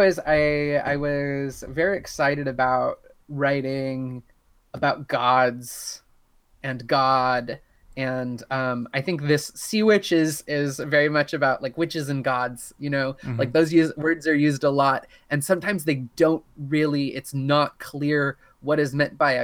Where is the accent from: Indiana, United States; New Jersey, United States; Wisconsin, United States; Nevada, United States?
Indiana, United States; Southern; I grew up in Southern Indiana